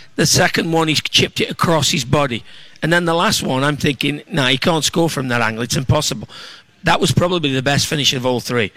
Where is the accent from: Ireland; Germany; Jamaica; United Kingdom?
United Kingdom; England; now in Minneapolis, United States; I'm an English